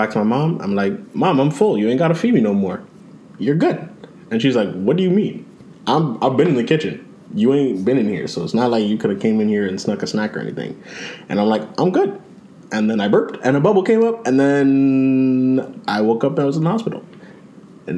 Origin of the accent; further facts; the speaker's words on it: Mississauga, Ontario, Canada; we was living at like Burnham Thorpe. It's out in Mississauga.